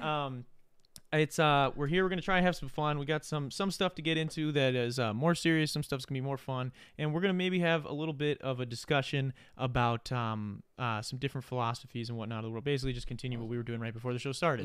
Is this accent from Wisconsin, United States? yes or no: yes; Wisconsin, United States; we're from Wisconsin